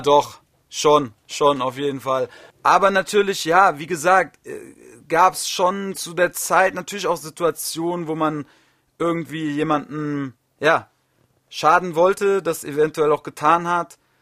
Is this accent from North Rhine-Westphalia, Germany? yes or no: no; Wiesbaden, Hesse, Germany; in Wiesbaden, meine Heimatstadt, so meine ganzen Kumpels waren da alle